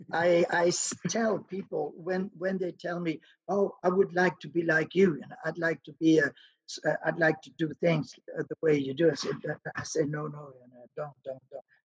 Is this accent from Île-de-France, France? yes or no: no; Cherbourg, Normandy, France; English is a second language; moved away; I lived in Cherbourg, which is right in front of England